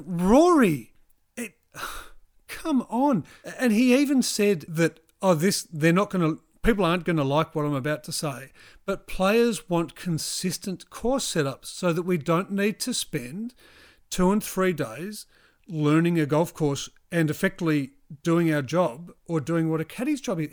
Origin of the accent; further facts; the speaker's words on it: New Zealand; I'm from New Zealand